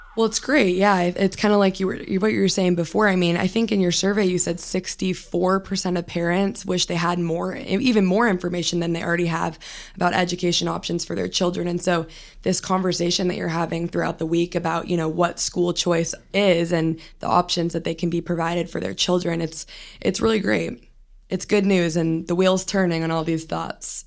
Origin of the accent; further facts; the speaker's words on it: California, United States; I went to, you know, a traditional district school growing up, and I'm from California